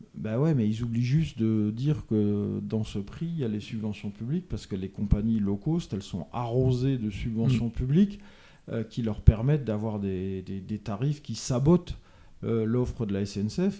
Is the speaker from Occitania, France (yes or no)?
no; Lorraine, Grand Est, France; moved away; je suis lorrain d'origine